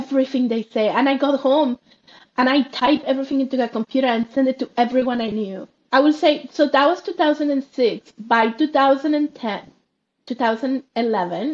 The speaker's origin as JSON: {"language": "English", "town": "Monterrey", "region": "Nuevo León", "country": "Mexico", "tie": "born or raised there", "moved": "yes", "said": "I grew up in Mexico, in Monterrey, Mexico."}